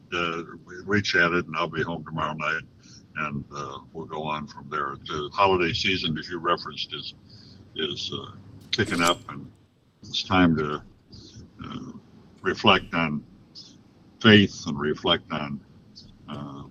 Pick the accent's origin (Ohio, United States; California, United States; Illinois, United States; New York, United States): Illinois, United States; Chicago; moved away as an adult; now in Rockford, United States; We both grew up on the south side of Chicago. She was from South Shore. I was from Chatham / Grand Crossing.